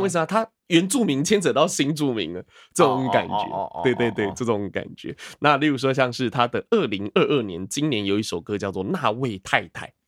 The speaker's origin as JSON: {"language": "Chinese", "country": "Taiwan", "said": "我们台湾人"}